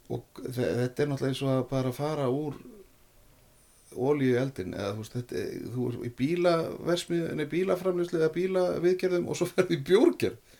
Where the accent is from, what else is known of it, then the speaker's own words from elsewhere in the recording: Reykjavík, Capital Region, Iceland; ég er úr Reykjavík